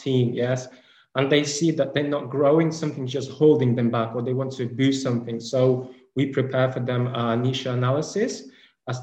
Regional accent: Ukraine; also born or lived in Kyiv; I'm from Ukraine. So right now I'm in Ukraine in Kiev

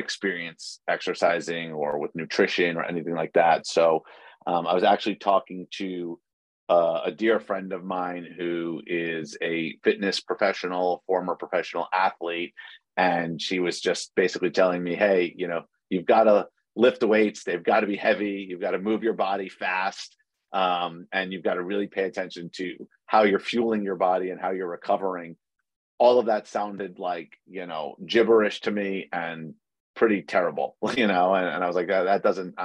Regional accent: New York City, New York, United States; moved away as an adult; I was born and raised in New York City, and spent my entire life there until the pandemic hit

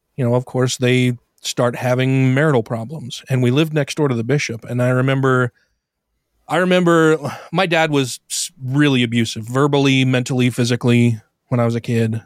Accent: Brigham City, Utah, United States; I grew up here in Utah. I was born in Brigham City, northern Utah

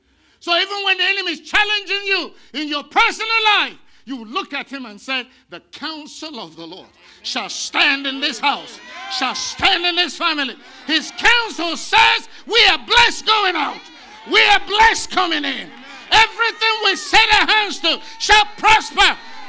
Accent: India; now in United States; I came from India where people are worshiping cows.

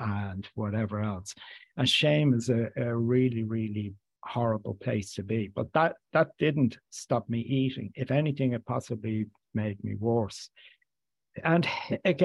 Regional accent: Dublin, Leinster, Ireland; I grew up in inner city Dublin in an area just right beside Sheriff Street

